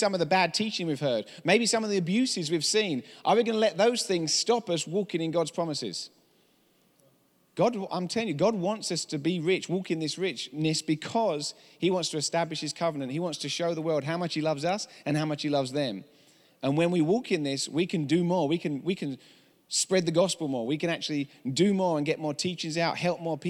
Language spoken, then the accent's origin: English; England, United Kingdom; accent: English; now in United States; I'm from England